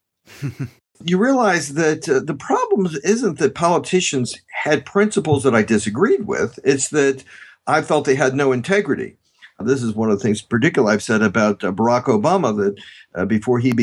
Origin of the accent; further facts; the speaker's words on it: Washington, District of Columbia, United States; I was born and raised in Washington, D.C. and around the city.